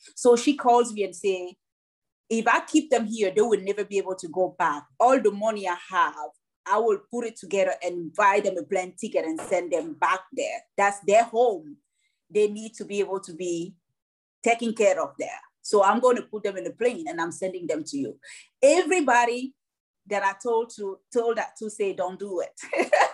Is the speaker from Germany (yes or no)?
no; Douala, Littoral, Cameroon; also born or lived in Nashua, New Hampshire; now in United States; My whole my whole life as a child happened in Cameroon, in Douala and and Longase